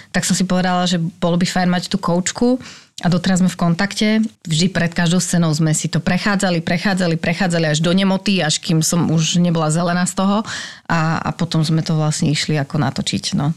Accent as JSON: {"language": "Slovak", "country": "Slovakia", "moved": "yes", "lives_now": "Prague, Czech Republic", "said": "som Slovenka"}